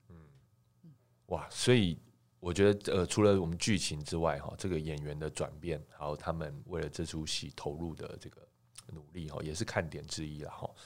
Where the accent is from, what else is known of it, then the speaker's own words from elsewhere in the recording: Taiwan; 我们台湾人